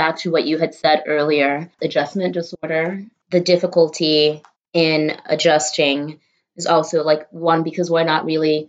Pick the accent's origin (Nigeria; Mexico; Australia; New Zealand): Nigeria; now in New York City, United States; And I moved from Nigeria to here, but my family moved to New York City specifically because there was a huge Fulani community here. And that's what I lived in.